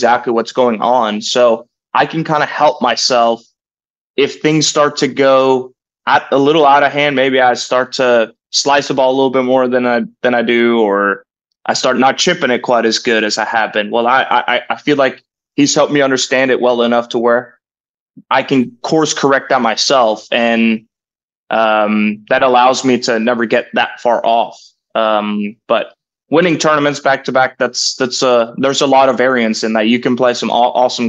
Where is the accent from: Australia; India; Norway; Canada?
Norway; moved away as an adult; now in Stillwater, United States; me growing up in Norway, this is home away from home